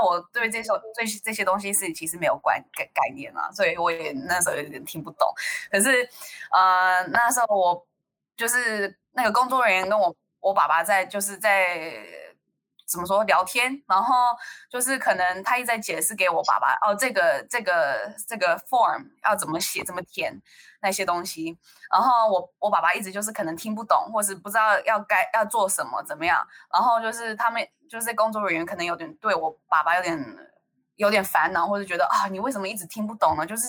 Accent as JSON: {"language": "Chinese", "country": "Taiwan", "also_born_or_lived": "United States", "said": "可是如果他们说哦，你中文很好，我就会说哦，对，谢谢，我是台湾人。然后如果他们说为什么我英文很好，我就说哦，我是美国人。"}